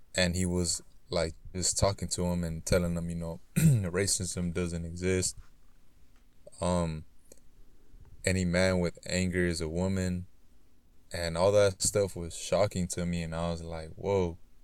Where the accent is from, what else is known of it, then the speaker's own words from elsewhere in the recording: Los Angeles, California, United States; I grew up in South Central Los Angeles